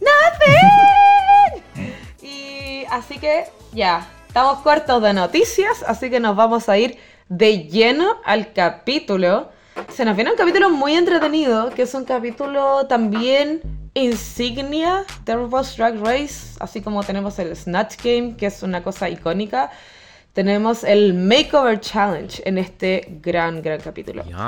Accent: Viña del Mar, Valparaíso, Chile; moved away as an adult; also born or lived in Germany / Santiago; Yo soy oriunda de Viña del Mar.

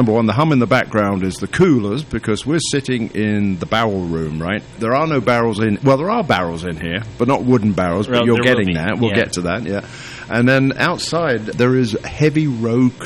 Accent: United Kingdom; moved away; I am the Brit.

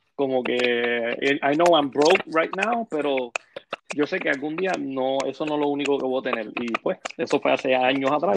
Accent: Ponce, Puerto Rico; de las calles de Ponce

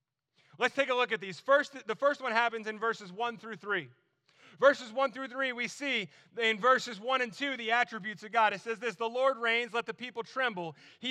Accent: New Jersey, United States; accent: Jersey; also born or lived in North Carolina; I grew up in New Jersey. Like, we said awesome all the time. And, like, we would say it like that, too, because, like, I had a really thick Jersey accent.

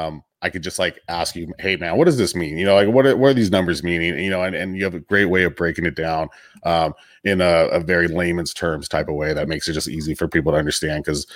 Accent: Long Beach, California, United States; I'm from Long Beach. So, you know, we don't give that title out lightly

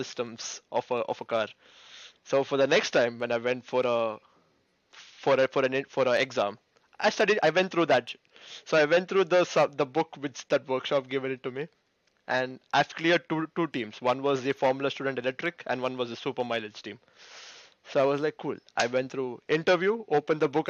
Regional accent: India; moved away as an adult; now in United Kingdom; Being Indian parents

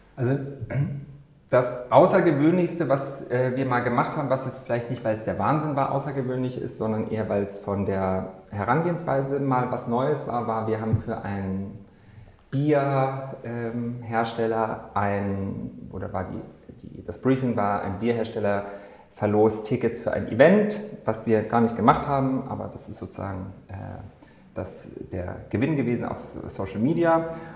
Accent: Munich, Bavaria, Germany; moved away as an adult; now in Berlin, Germany; im Bachelor in München damals noch studiert, wo ich herkomme

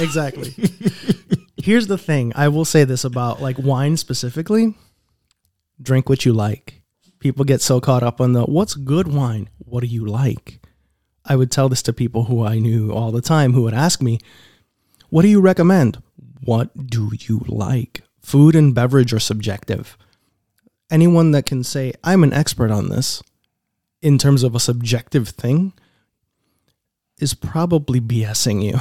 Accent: New York City, New York, United States; accent: New York; moved away

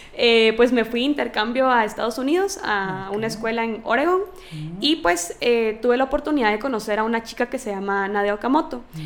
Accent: Guatemala; mi país

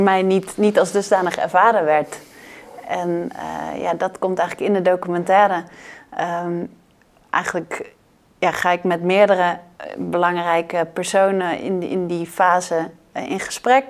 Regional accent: Netherlands; wij als Nederlanders

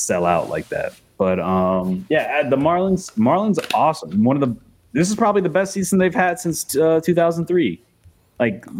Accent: United States; as an American

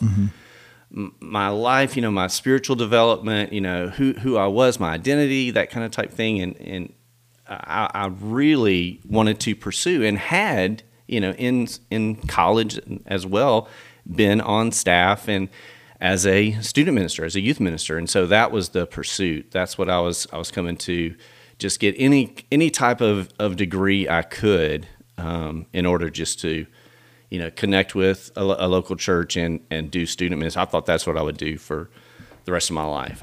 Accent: Millington, Tennessee, United States; also born or lived in Memphis, Tennessee; I grew up in, in uh, town right outside of, of Memphis, little suburb called Millington, Tennessee.

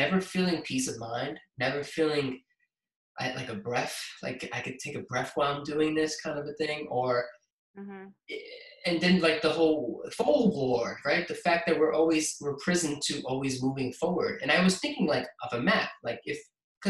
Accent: New York City, New York, United States; born or raised there; also born or lived in Queens, New York

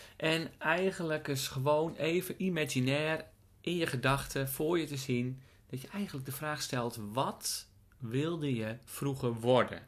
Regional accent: Friesland, Netherlands; moved away; Ik ben geboren in Friesland.

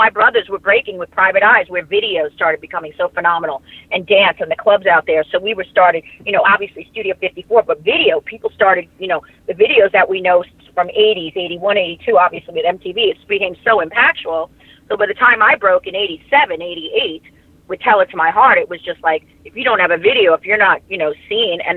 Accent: Long Island, New York, United States; I grew up in Long Island

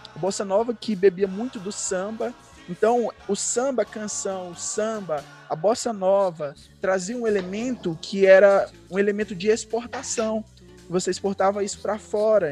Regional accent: Teresina, Piauí, Brazil; eu sou daqui de Teresina, do Piauí

